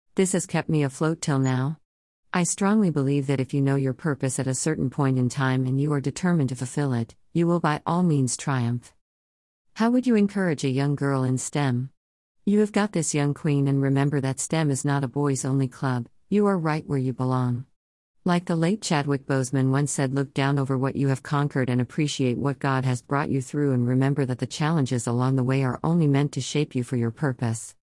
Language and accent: English; Okahandja, Otjozondjupa, Namibia; also born or lived in Ohangwena Region, Namibia / Windhoek, Namibia; I was raised in Okahandya town, about seventy kilometers from the capital city of Namibia.